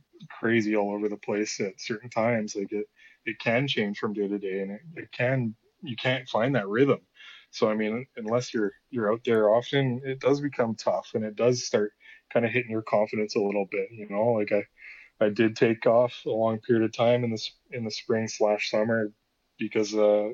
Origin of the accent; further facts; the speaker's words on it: Kamloops, British Columbia, Canada; when I was growing up in Kamloops here